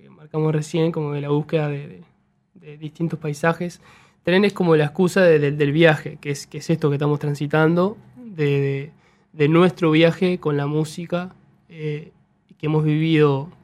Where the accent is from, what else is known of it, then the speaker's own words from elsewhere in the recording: Juan Lacaze, Colonia, Uruguay; moved away; also born or lived in Montevideo; Somos tres de Juan Lacase